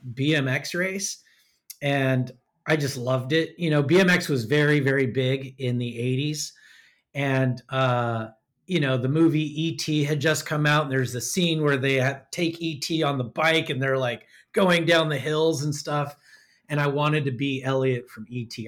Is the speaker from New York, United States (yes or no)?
no; Sacramento, California, United States; also born or lived in North County, San Diego; now in San Diego, United States; I grew up in the flat heat of Sacramento.